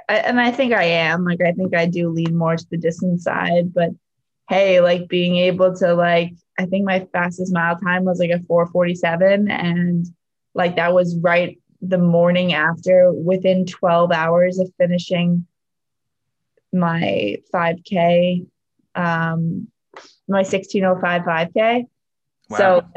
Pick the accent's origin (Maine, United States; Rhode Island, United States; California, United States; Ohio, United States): Maine, United States; Scarborough; But I guess since we were talking so much about Maine, I'll just say it is Scarborough, Maine as my hometown.